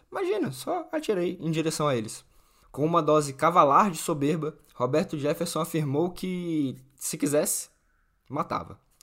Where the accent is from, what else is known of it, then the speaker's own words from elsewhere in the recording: Natal, Rio Grande do Norte, Brazil; quem é de Natal, da minha terra